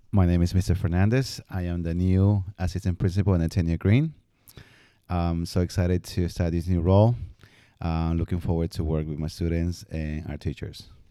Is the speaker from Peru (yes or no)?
yes; Peru; moved away; growing up in Peru